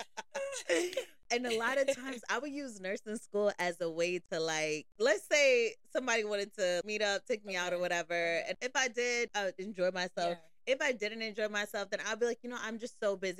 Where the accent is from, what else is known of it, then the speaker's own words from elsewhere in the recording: Florida, United States; now in New Jersey, United States; I'm from Florida